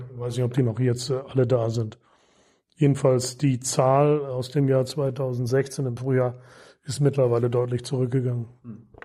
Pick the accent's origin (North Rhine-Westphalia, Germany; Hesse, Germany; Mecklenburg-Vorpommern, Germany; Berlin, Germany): Mecklenburg-Vorpommern, Germany; Marlow; in meiner Heimatstadt Marlow